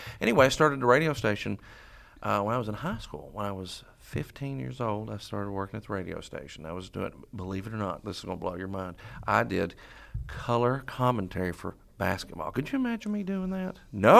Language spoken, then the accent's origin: English; Royalton, Kentucky, United States; I'm from Sayersville. Well, see, when I say that, the people from back home get mad, because I'm not from Sayersville. I'm from Ralton.